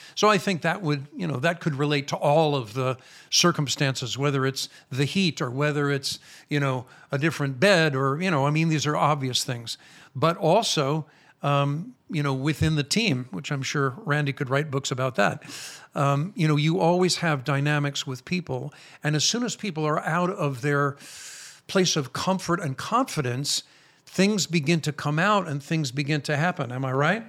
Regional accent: Chicago, Illinois, United States; accent: American; moved away as an adult; now in Israel; I am American. I was born in Chicago, Illinois, and I lived in America until I was almost forty-five years old when I moved here

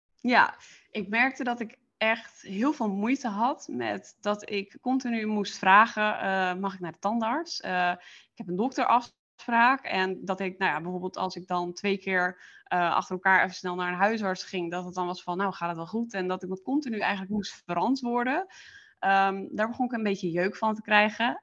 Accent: Friesland, Netherlands; moved away as an adult; ik eh, kom oorspronkelijk uit Friesland

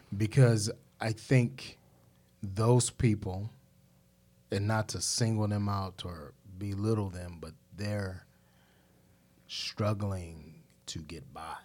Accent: Cleveland, Ohio, United States; now in Charlotte, United States; I'm from Cleveland

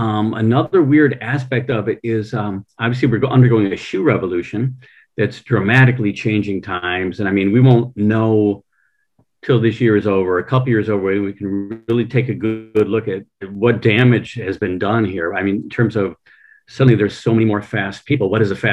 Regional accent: Allen Park, Michigan, United States; Allen Park, Michigan.

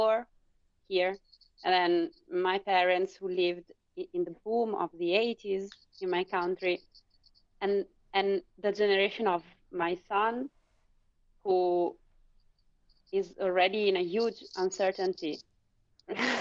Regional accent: Italy; I'm from Italy.

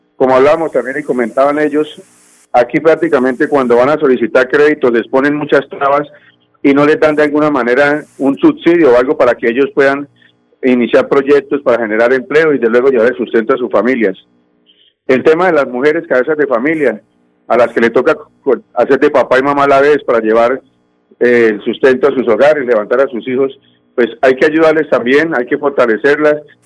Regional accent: Floridablanca, Santander, Colombia; yo soy del municipio de Florida Blanca, como usted muy bien nombraba, el barrio de La Cumbre

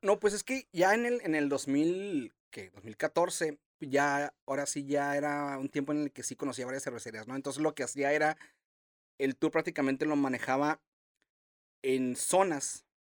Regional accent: Tijuana, Baja California, Mexico; nací en Tijuana. Este, he vivido prácticamente toda mi vida aquí

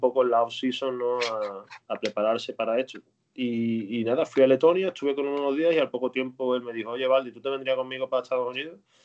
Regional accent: Seville, Andalusia, Spain; moved away as an adult; now in Dallas, United States; yo soy sevillano

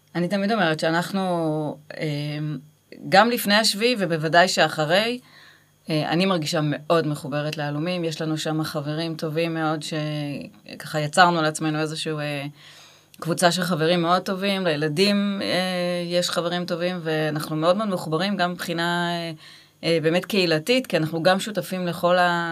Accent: Gimzo, Central District, Israel; moved away as an adult; also born or lived in Beersheba; now in Kibbutz Alumim, Israel; אני במקור ממושב, מושב גימזו

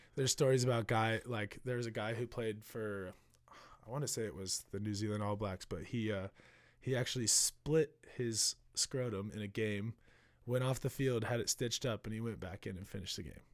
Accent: Kansas City, Missouri, United States; moved away as an adult; now in New York, United States; born and raised in Kansas City.

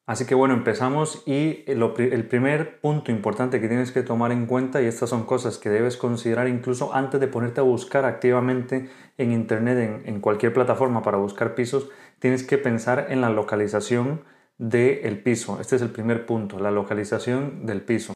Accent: Costa Rica; moved away as an adult; now in Spain; soy médico de Costa Rica, actualmente residente en España

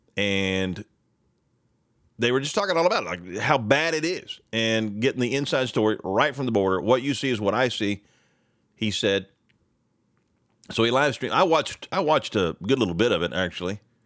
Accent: Sayre, Oklahoma, United States; from where I grew up in Sayre, right? Sayre, America.

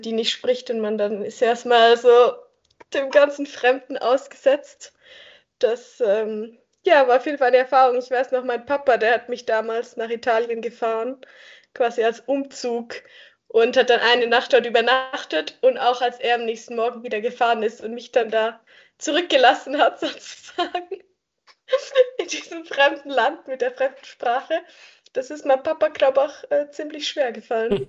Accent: Göppingen, Baden-Württemberg, Germany; moved away as an adult; now in Lausanne, Switzerland; Ich komme ursprünglich aus Göppingen. Das ist eine kleinere Stadt, die zwischen Stuttgart und Ulm liegt. Und ich bin dort eben aufgewachsen.

